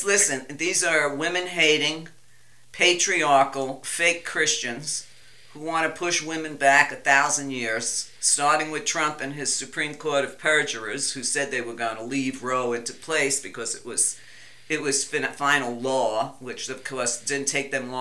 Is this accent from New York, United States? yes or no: yes; New York, United States; I'm Italian. I'm from New York